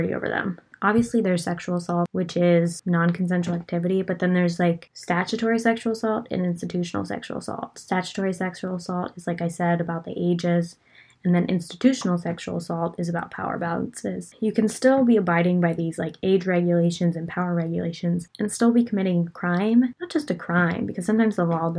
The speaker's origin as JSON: {"language": "English", "region": "Pennsylvania", "country": "United States", "said": "I am from Pennsylvania"}